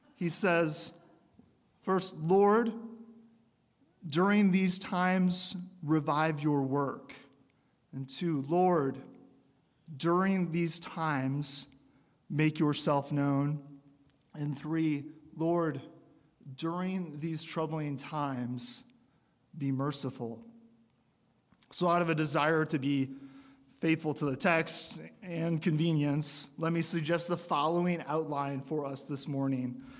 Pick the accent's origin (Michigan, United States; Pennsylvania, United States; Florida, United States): Michigan, United States; moved away; I came from Michigan